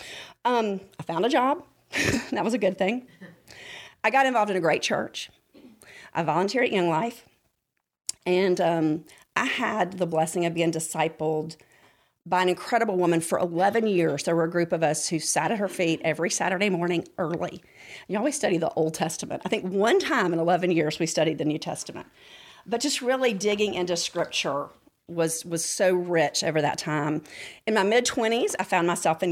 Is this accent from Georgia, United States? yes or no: yes; Rome, Georgia, United States; I grew up in Rome, Georgia.